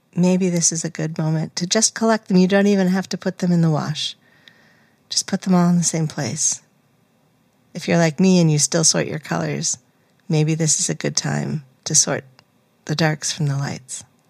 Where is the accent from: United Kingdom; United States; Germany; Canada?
United States; New England; growing up in New England